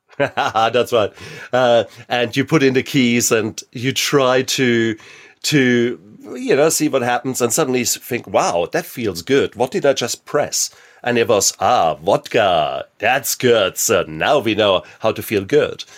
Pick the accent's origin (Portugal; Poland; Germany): Germany; being German. I was born in sixty-six, so, and I was born in the American occupied zone